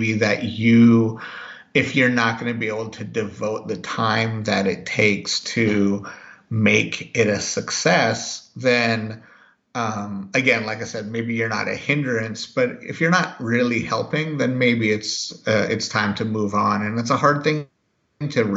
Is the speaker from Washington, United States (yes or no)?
yes; Seattle, Washington, United States; also born or lived in Missoula, Montana; we moved to Seattle, to the Seattle area, when I was 6. And so I've spent the rest of my life more or less in the Northwest